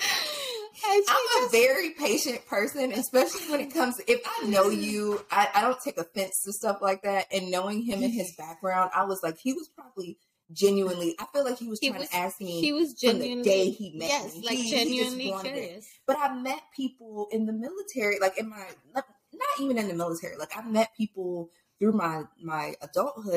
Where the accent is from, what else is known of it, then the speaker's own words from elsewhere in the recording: Fort Lauderdale, Florida, United States; now in Georgia, United States; I grew up in Fort Lauderdale